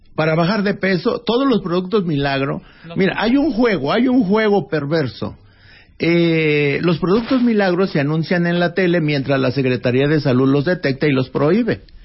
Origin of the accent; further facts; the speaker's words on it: Doctor Mora, Guanajuato, Mexico; en Doctor Mora, Guanajuato, que fue donde yo nací